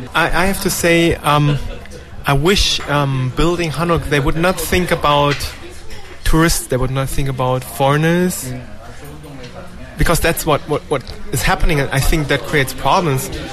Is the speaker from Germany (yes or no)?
yes; Germany; now in South Korea; my home country, Germany and Korea